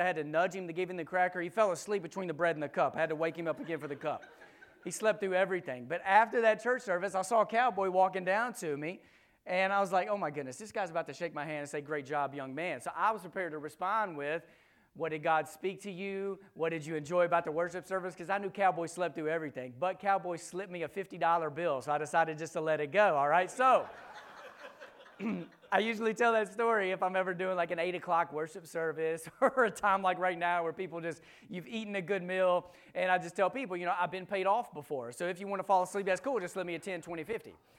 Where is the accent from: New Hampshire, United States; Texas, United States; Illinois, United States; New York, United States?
Texas, United States; now in Memphis, United States; we grew up in Texas, we now live in Memphis.